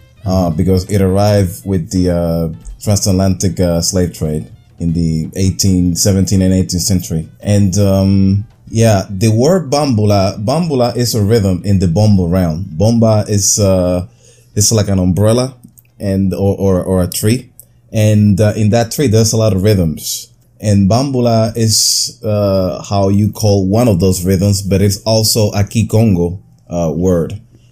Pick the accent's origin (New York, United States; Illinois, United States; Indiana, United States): New York, United States; Brooklyn; I'm from Brooklyn, New York, USA.